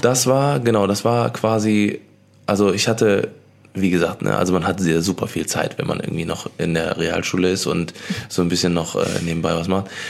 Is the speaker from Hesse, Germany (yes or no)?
no; Cologne, North Rhine-Westphalia, Germany; hier bei uns in Köln